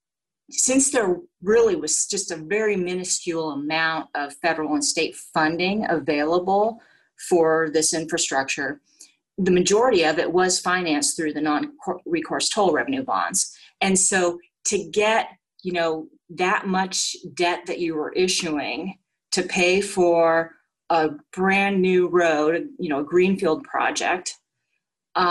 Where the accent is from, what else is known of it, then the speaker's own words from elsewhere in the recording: Orange County, California, United States; I grew up in Orange County